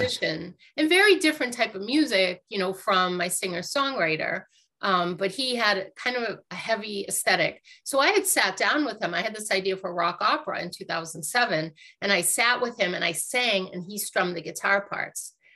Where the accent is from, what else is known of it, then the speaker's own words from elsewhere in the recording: Lowell, Massachusetts, United States; I grew up in Lowell, Massachusetts